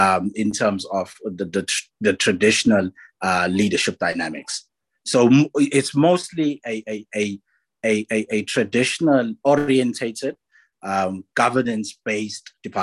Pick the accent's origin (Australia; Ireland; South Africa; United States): South Africa; Durban, KwaZulu-Natal; I'm from South Africa, born and bred in Durban. So I grew up in a very, very traditional home setting.